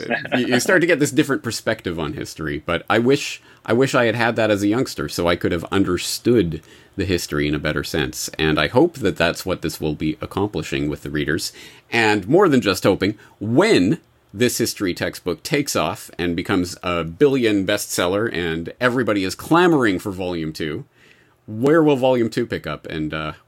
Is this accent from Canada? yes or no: yes; Canada; now in Japan; I am indeed an expat, but not an American expat. I'm Canadian.